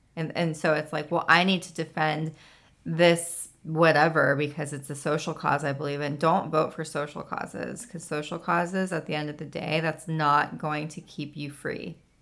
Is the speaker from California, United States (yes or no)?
yes; California, United States; moved away as an adult; now in Tennessee, United States; every time I go home